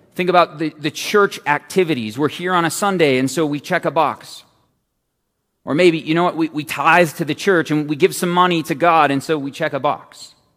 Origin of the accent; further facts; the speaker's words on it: Phoenix, Arizona, United States; I'm from Phoenix